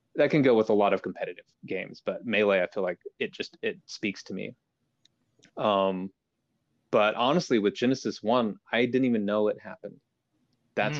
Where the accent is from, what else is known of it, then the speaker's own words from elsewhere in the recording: Idaho, United States; I grew up in Idaho